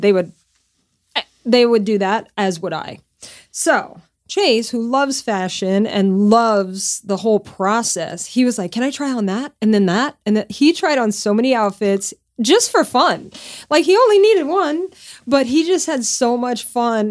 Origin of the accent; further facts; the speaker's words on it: Lafayette, Louisiana, United States; moved away as an adult; also born or lived in Connecticut / Northeast US; now in California, United States; I moved away from my hometown where I grew up in Lafayette, Louisiana when I was twenty-five